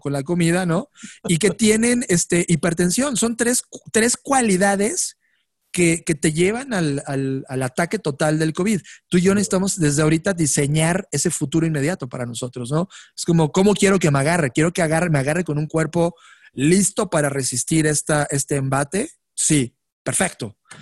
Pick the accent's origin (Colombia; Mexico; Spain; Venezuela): Mexico; also born or lived in Mexico City